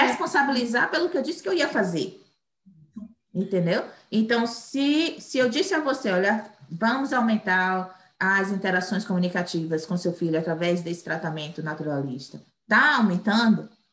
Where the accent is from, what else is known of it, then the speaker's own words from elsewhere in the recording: Bahia, Brazil; moved away as an adult; now in United States; eu sou brasileira, baiana